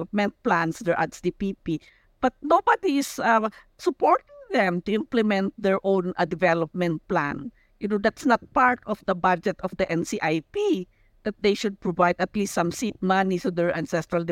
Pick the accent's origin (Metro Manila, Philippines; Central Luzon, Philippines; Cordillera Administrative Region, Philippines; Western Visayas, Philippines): Cordillera Administrative Region, Philippines; Besao; I come from Busao, no, and we are Kankanaoy